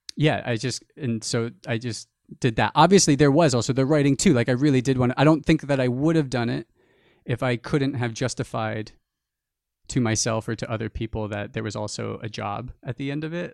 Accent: New Jersey, United States; a small town where we grew up in New Jersey

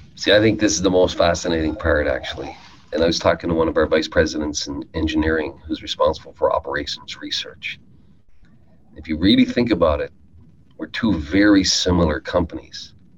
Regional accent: Newfoundland and Labrador, Canada; I grew up in Newfoundland

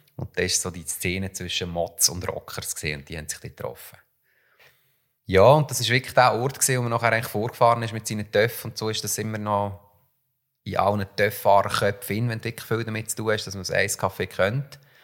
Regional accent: Switzerland; bei uns in der Schweiz

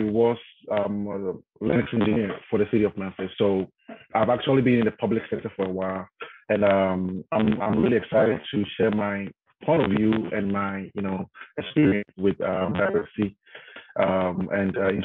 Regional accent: Ghana; moved away as an adult; now in United States; I'm from Ghana, West Africa, right? And when I came to the States, when I relocated to the States, I had to relearn a lot of stuff, right? Because the way I grew up, my background is different

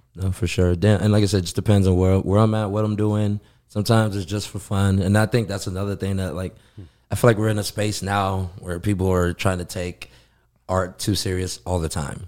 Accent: Los Angeles, California, United States; moved away as an adult; now in Phoenix, United States; Born and raised in the Koreatown area.

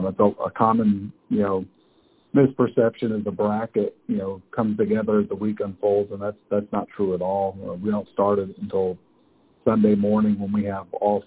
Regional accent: Germany; When my background is I grew up in Germany being a military brat and moved around a lot

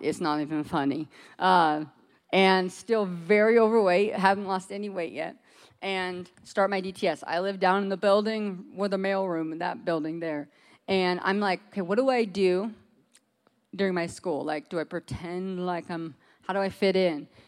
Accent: Alaska, United States; moved away; We're both from Alaska

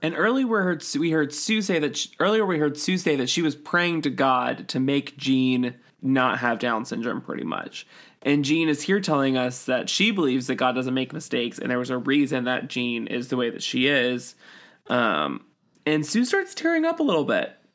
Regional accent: Utah, United States; growing up in Utah

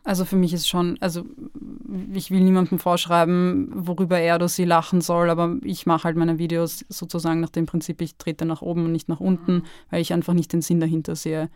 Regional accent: Lower Austria, Austria; now in Vienna, Austria; Ich bin in Niederösterreich groß geworden

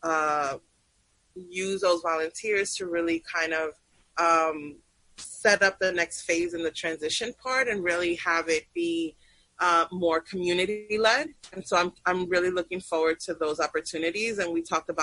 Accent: New York City, New York, United States; also born or lived in Peru / Sunset Park; growing up in New York City in the 90s

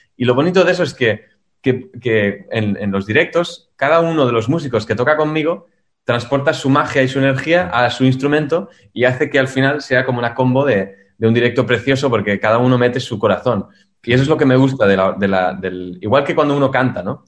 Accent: Spain; moved away; also born or lived in Germany; yo soy español

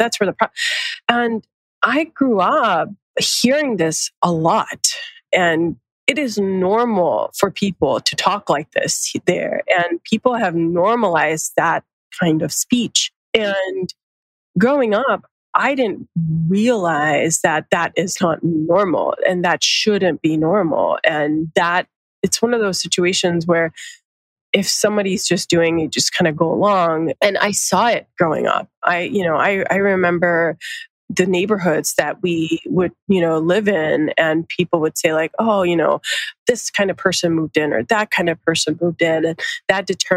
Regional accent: Atlanta, Georgia, United States; accent: Americanized; moved away as an adult; now in San Francisco, United States; growing up in Georgia

